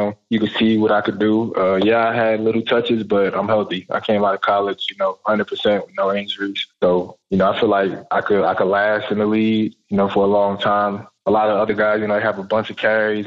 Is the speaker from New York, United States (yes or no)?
yes; New York City, New York, United States; moved away; also born or lived in North Carolina; I grew up in New York in the Bronx, and then I had moved to North Carolina